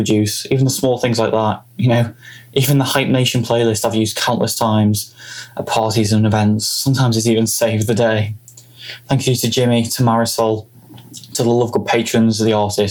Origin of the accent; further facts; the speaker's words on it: Liverpool, North West England, United Kingdom; I come all the way from Liverpool in England